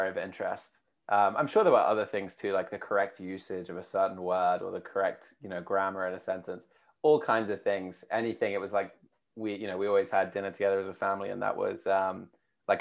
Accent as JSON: {"language": "English", "country": "United Kingdom", "also_born_or_lived": "United States", "accent": "UK", "said": "you can probably tell from my accent, being from the UK"}